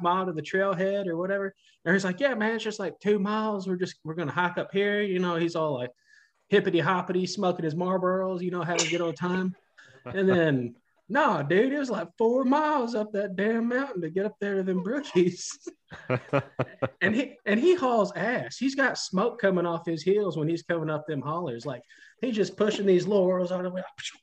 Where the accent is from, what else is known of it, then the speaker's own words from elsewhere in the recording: Tennessee, United States; I'm from Tennessee